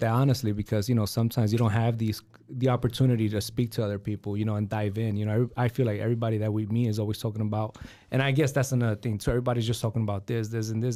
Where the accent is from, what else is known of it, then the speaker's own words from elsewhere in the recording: New York City, New York, United States; now in Fort Wayne, United States; in the nineties, growing up in New York City